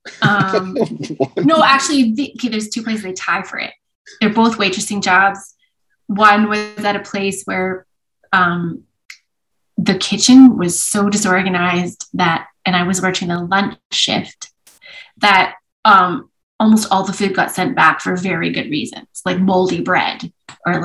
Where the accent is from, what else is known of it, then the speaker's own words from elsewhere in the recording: Edmonton, Alberta, Canada; also born or lived in Vancouver; I grew up in Edmonton when in some years where Edmonton won things.